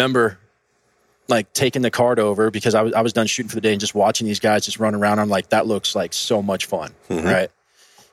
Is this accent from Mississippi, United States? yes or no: no; Santa Clarita, California, United States; I grew up in California, actually. I grew up in Southern California, Canyon Country, Valencia area